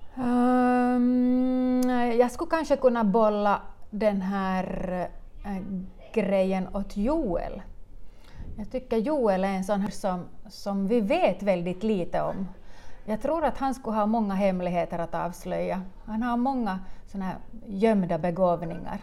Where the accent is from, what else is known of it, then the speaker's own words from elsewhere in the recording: Munsala, Ostrobothnia, Finland; jag är hemma från Munsala